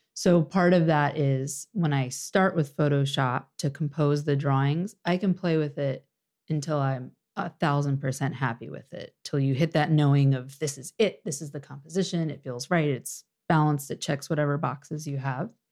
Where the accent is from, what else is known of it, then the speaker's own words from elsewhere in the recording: Orange County, Virginia, United States; moved away as an adult; now in Washington, D.C., United States; I'm originally from Orange County, Virginia.